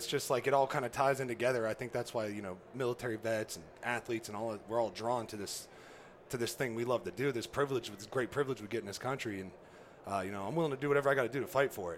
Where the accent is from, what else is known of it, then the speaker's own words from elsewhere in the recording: just south of Youngstown, Northeast Ohio, United States; I grew up in Northeast Ohio, so just south of Youngstown